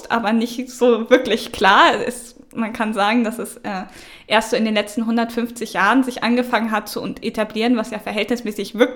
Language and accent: German; Northern Germany, Germany; Ich komme aus dem Norden, da haben wir eigentlich alle protestantischen äh, Unterricht in Religion